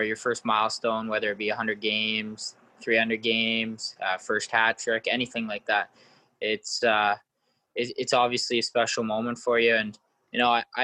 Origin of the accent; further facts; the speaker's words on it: Courtice, Ontario, Canada; I live in a small town called Curtis, Ontario. It's like 35 minutes east of Toronto. So a lot of hockey here. Hockey's main sport for everyone. And for me, just kind of played all the way up in my hometown for the Clarington Toros.